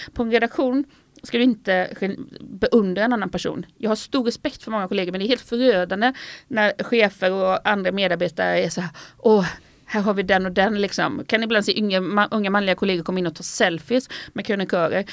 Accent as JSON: {"language": "Swedish", "town": "Falkenberg", "region": "Halland County", "country": "Sweden", "tie": "born or raised there", "also_born_or_lived": "Stockholm", "moved": "yes", "lives_now": "Italy", "said": "är uppvuxen i Falkenberg, man har haft Stockholm som bas"}